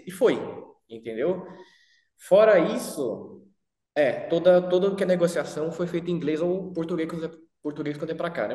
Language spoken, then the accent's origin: Portuguese; Brazil; nunca saí do Brasil